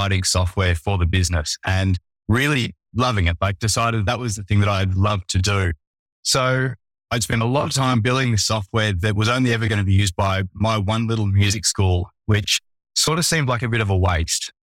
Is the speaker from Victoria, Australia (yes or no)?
yes; Melbourne, Victoria, Australia; I'm from Melbourne, Australia